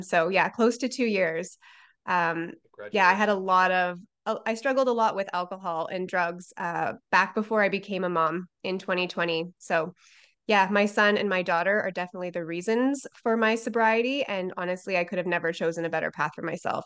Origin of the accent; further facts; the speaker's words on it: Canada; I'm from Canada